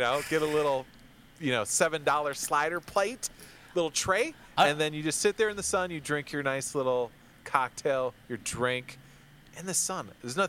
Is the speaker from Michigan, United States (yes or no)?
yes; Michigan, United States; I grew up in Michigan, lots of lakes, rivers, things like that.